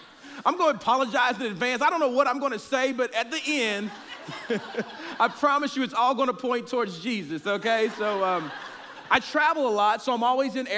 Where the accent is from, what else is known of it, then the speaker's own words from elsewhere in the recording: Oklahoma City, Oklahoma, United States; I am from Oklahoma City